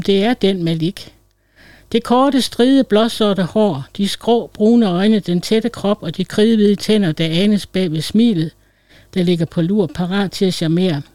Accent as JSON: {"language": "Danish", "area": "Læsø", "region": "North Denmark Region", "country": "Denmark", "tie": "born or raised there", "said": "blev jeg bortadopteret til en præstefamilie på Læsø, hvor jeg voksede op som efternøle ene barn"}